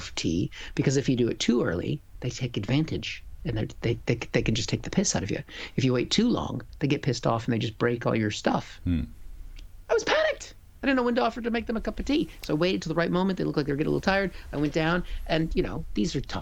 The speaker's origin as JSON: {"language": "English", "town": "Seattle", "region": "Washington", "country": "United States", "moved": "as an adult", "lives_now": "United Kingdom", "said": "I'm from Seattle"}